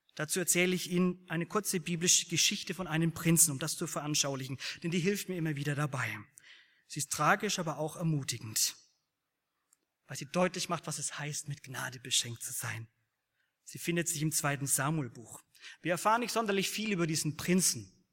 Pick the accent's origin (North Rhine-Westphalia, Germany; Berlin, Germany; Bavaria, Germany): Bavaria, Germany; Ich komme aus Bayern